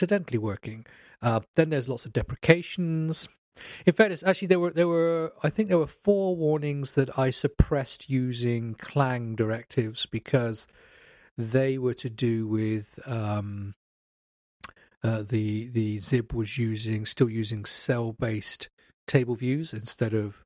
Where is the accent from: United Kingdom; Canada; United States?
United Kingdom; I'm British